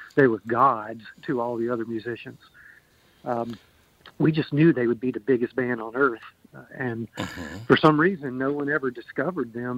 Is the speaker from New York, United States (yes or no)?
no; Pearl, Mississippi, United States; also born or lived in Jackson, Mississippi / Springfield, Missouri; now in Kansas City, United States; I'm originally from Mississippi. I was born in Jackson, grew up in a suburb of Jackson called Pearl